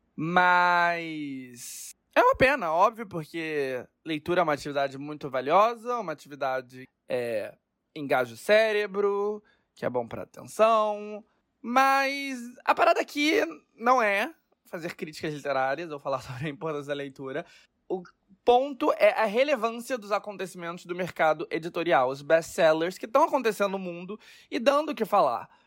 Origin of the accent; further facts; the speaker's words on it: Rio de Janeiro, Brazil; moved away as an adult; also born or lived in Lisbon / São Paulo; eu tô de volta na minha terra natal, o Brasil, depois de quatro anos morando em Lisboa e de passar pela Cidade do México, por Nova York, pela Andaluzia, por Paris e por São Paulo, eu estou de volta para onde tudo começou, o Rio de Janeiro